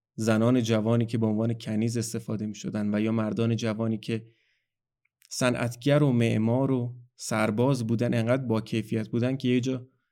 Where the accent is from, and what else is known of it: Iran